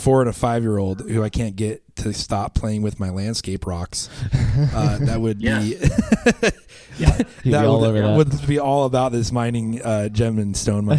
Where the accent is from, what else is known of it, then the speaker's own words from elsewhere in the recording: Idaho, United States; I come from Idaho